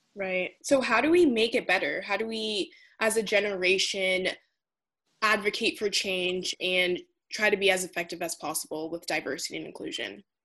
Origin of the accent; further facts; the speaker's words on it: United States; first group in my entire family to be born in the United States